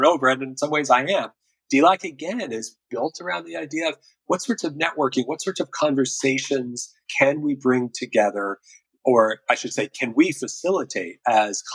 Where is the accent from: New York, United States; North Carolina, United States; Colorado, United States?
Colorado, United States; Durango; my hometown, Durango, Colorado